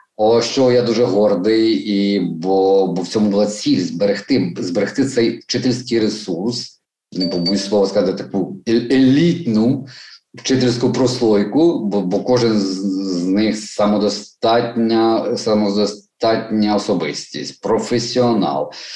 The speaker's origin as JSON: {"language": "Ukrainian", "town": "Mariupol", "region": "Donetsk Oblast", "country": "Ukraine", "moved": "as an adult", "lives_now": "Kyiv, Ukraine", "said": "ми маріупольці"}